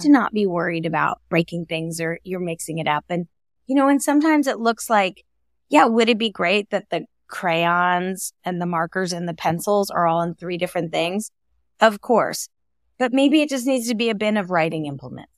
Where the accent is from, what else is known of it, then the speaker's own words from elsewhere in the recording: California, United States; I grew up in California.